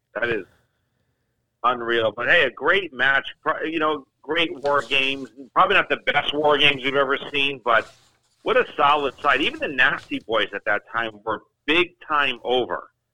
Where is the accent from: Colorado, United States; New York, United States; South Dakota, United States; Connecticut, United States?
Connecticut, United States; growing up in Connecticut